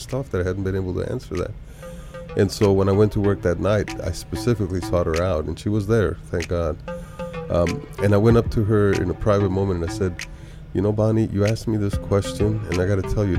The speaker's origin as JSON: {"language": "English", "town": "Bogota", "region": "Bogotá", "country": "Colombia", "tie": "born or raised there", "also_born_or_lived": "Bucaramanga, Colombia", "moved": "yes", "said": "I was originally from Colombia, South America, born in Bucaramanga and lived most of that in Bogota"}